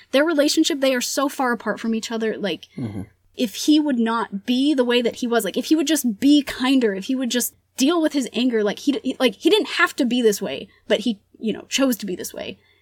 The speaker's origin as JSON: {"language": "English", "country": "United States", "first_language": "Spanish", "second_language": "English", "said": "we're American"}